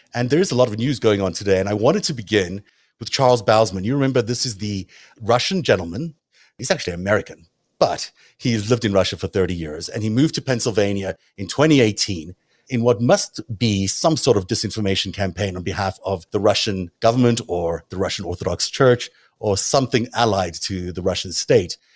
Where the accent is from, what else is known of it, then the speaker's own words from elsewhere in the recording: South Africa; accent: South African; my South African accent